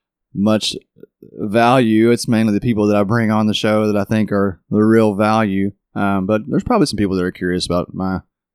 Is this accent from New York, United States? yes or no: no; Kentucky, United States; growing up in Kentucky.